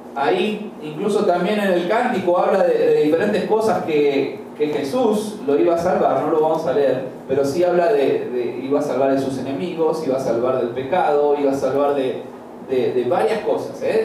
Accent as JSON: {"language": "Spanish", "country": "Argentina", "also_born_or_lived": "Chiriquí, Panama", "moved": "yes", "said": "Yo soy de Argentina, pero por nueve años viví en Chiriquí"}